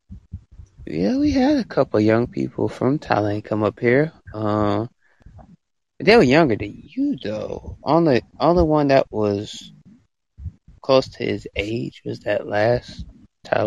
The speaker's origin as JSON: {"language": "English", "country": "United States", "said": "I'm from the, the USA"}